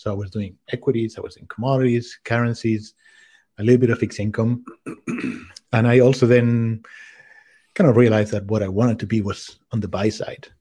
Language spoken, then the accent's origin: English; Spain; moved away as an adult; also born or lived in France / Czech Republic / United States / London; I grew up in Spain, but I have lived in five different countries.